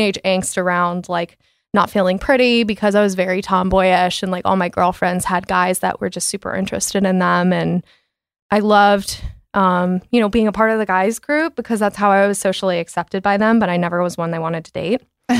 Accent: Coppell, Texas, United States; But I grew up in Coppell, really like stereotypical life up until like I got to like my late middle school, early high school.

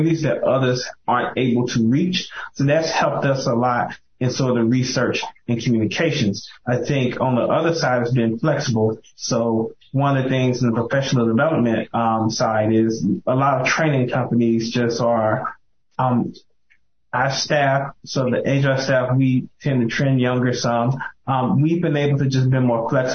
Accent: Mississippi, United States; moved away; my hometown, Mississippi. I'm from one of the small towns

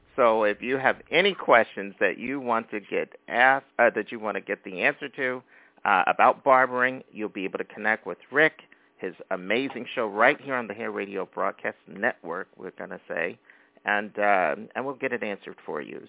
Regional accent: Philadelphia, Pennsylvania, United States; now in Brooklyn, United States; We're both from Philadelphia

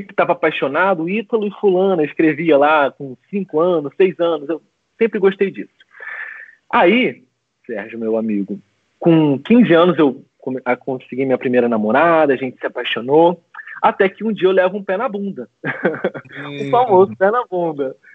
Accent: Macaé, Rio de Janeiro, Brazil; also born or lived in São José do Rio Preto, São Paulo; com 10 anos mais ou menos eu me mudei para Macaé, no interior do Rio de Janeiro. E desde então eu moro em Macaé, eu resido em Macaé.

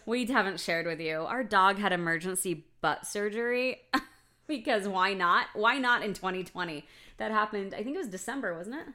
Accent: United States; me as an American

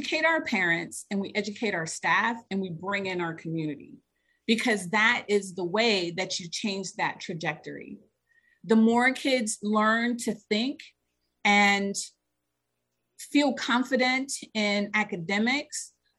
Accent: Cleveland Heights, Ohio, United States; moved away; So I grew up in Cleveland. I grew up in a suburb of Cleveland called Cleveland Heights

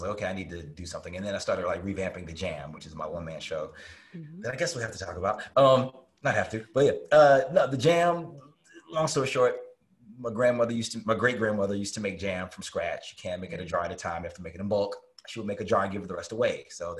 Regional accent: North Carolina, United States; now in Harlem, New York, United States; I went home for 3 weeks to North Carolina, where I'm from.

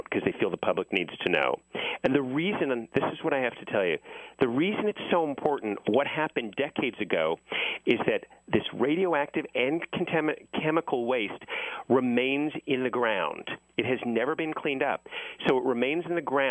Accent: Los Angeles, California, United States; I grew up in the San Fernando Valley.

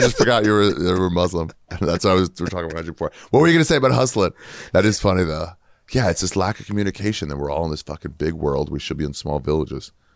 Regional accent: Maryland, United States; from Maryland

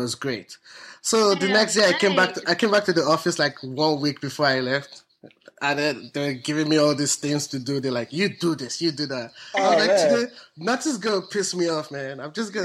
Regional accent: Nigeria; moved away; I'm Nigerian

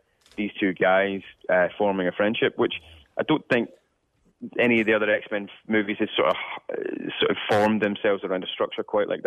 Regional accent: Scotland, United Kingdom; as a young Scottish person

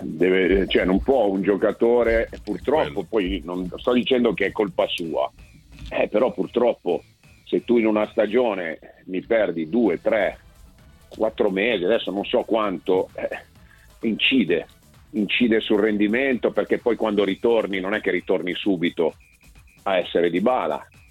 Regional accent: Milan, Lombardy, Italy; born or raised there

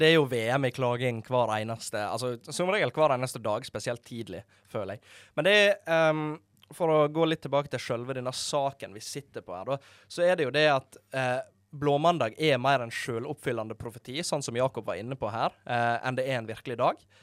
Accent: Måløy, Vestland, Norway; moved away; hjemme i Måløyde

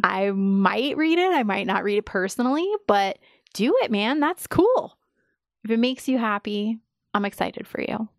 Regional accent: New York City, New York, United States; I grew up in New York City

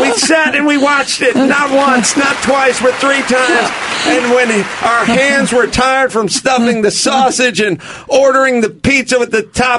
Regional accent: Seattle, Washington, United States; I hail from the Seattle area.

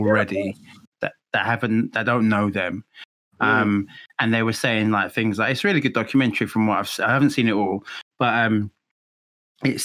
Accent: England, United Kingdom; also born or lived in Mexico; I had a Spanish name and I was from England

